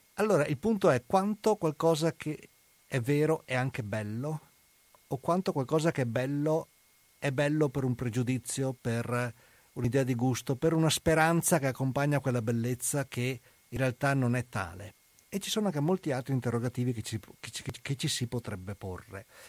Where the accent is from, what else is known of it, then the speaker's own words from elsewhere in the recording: Venice, Veneto, Italy; sono andato da veneziano, sono andato nelle Marche a insegnare